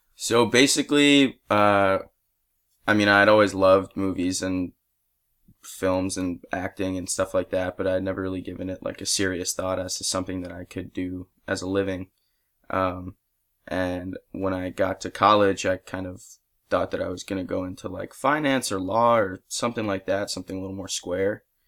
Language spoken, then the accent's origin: English; Tenafly, New Jersey, United States; now in Los Angeles, United States; I'm from Tenafly, New Jersey, which is, uh, basically like a suburb of New York City, right over the George Washington Bridge